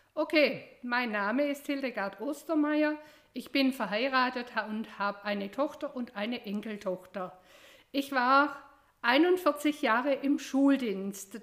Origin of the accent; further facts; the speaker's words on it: Attenweiler, Baden-Württemberg, Germany; Ich bin hier im Landkreis Biberach aufgewachsen und zwar in Attenweiler